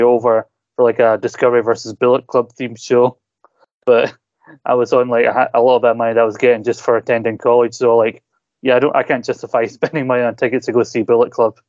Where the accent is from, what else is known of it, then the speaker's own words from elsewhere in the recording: Scotland, United Kingdom; I'm from Scotland